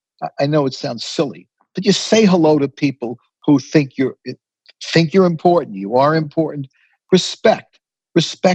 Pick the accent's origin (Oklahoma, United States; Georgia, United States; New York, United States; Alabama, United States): New York, United States; New York City; I grew up in the Bronx, on Barnes Avenue near Allerton Avenue